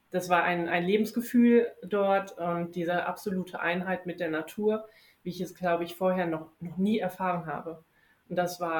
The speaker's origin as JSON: {"language": "German", "town": "Wiesbaden", "region": "Hesse", "country": "Germany", "tie": "born or raised there", "moved": "as an adult", "lives_now": "Bonn, Germany", "said": "Ich bin dieses Jahr 30 geworden, auch einer der Gründe, warum ich überhaupt diese Reise gemacht habe. Ich bin gebürtige Wiesbadenerin und lebe jetzt seit über zehn Jahren schon in Bonn."}